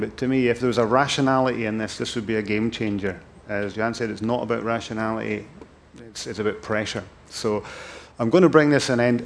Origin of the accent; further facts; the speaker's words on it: Thurso, Scotland, United Kingdom; moved away; I'm from Thurso, and Thurso's you know the place that most of my heart. That's where I was brought up.